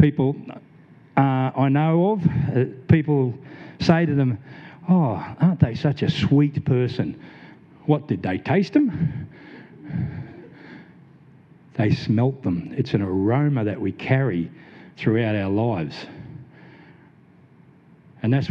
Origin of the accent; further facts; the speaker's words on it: Blacktown, New South Wales, Australia; I grew up in Blacktown, New South Wales, a bit of a low social economic area